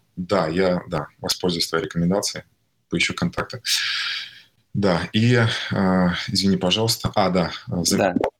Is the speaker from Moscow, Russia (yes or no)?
no; Tatarstan, Russia; also born or lived in Kazan; я родился в Татарстане, в э, маленьком городе, там 60 тысяч населения, 300 километров от Казани. Вот. До 17 лет я жил там, и потом переехал в Казань